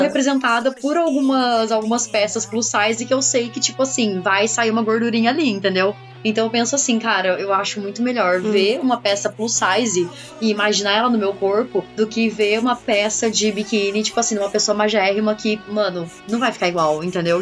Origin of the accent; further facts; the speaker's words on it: Pindamonhangaba, São Paulo, Brazil; moved away; quando eu morava lá em Pinda, né, que eu sou de Pindamonhangaba, né, interior de São Paulo